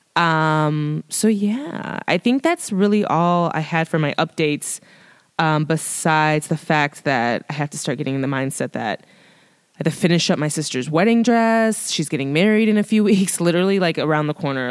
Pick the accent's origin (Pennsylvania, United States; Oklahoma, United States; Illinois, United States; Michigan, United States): Illinois, United States; Chicago; born and raised in Chicago